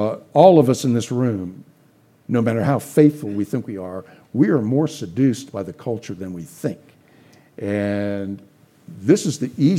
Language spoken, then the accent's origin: English; Scotland, United Kingdom; I'm a Scot. I want to pull out my William Wallace sword and be Christ against culture.